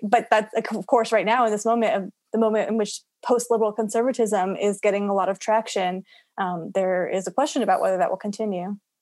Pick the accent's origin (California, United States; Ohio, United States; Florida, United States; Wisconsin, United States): Florida, United States; my home state of Florida